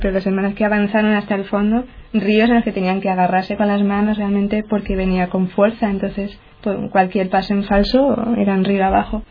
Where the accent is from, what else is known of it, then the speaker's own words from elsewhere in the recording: Getafe, Community of Madrid, Spain; yo soy de Getafe, pertenece a Madrid